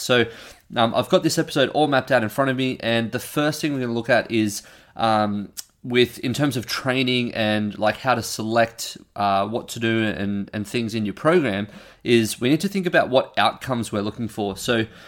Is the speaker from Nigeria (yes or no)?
no; Australia; I'm an Australian